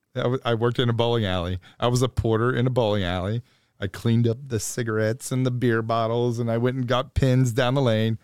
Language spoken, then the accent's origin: English; Dayton, Ohio, United States; moved away as an adult; now in Louisville, United States; I'm originally from Dayton, Ohio. I went to a public school in Dayton, Ohio